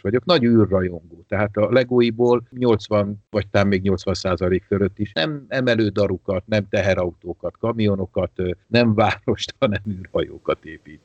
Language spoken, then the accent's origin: Hungarian; Veszprém, Veszprém County, Hungary; moved away as an adult; also born or lived in Tárnok / Budapest; én, én Veszprémben nőttem föl, én tizenkilenc éves koromig Veszprémben éltem